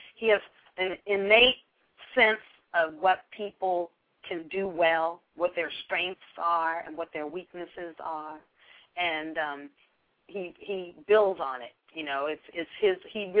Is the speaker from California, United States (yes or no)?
yes; Berkeley, California, United States; I'm from Berkeley, California. It's very liberal, very question authority sort of place to live